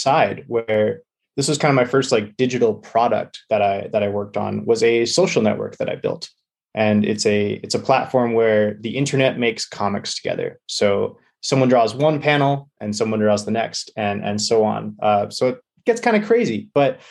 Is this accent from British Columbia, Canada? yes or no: yes; British Columbia, Canada; I'm from British Columbia